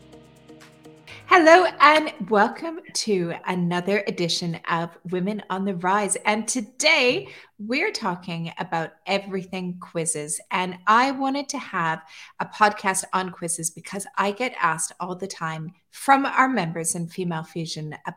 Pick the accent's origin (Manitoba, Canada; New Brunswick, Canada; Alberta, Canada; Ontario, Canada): Alberta, Canada; Calgary; moved away as an adult; now in Dubai, United Arab Emirates; I grew up in Alberta. I grew up in Calgary, which is just south of Edmonton.